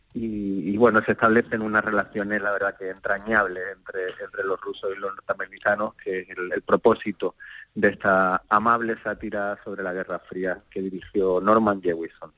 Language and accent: Spanish; Andalusia, Spain; yo soy muy andaluz